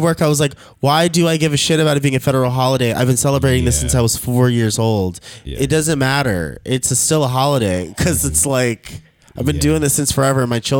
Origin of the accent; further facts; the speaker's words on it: Austin, Texas, United States; also born or lived in Round Rock, Texas; I am a native from Austin, and I am like generations back.